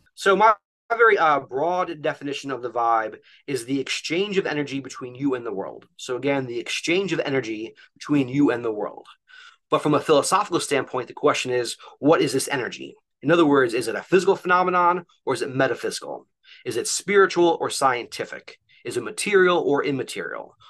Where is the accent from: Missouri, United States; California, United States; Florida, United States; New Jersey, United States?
New Jersey, United States; moved away as an adult; also born or lived in Philadelphia area; now in Philadelphia, United States; I'm actually originally from North Jersey, and so I grew up